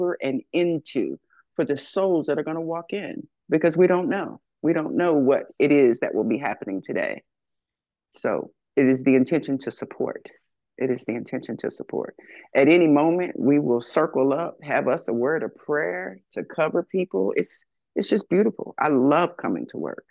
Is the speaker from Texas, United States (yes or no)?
yes; Texas, United States; moved away as an adult; also born or lived in Royersford, Pennsylvania; now in Philadelphia, United States; I'm a Texas person. I came in from Texas.